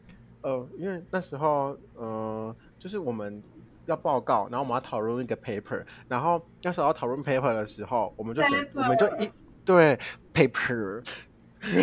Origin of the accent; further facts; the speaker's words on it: Kaohsiung, Taiwan; 所以我就没有回去高雄了。大家知道我是高雄人，我转回高雄。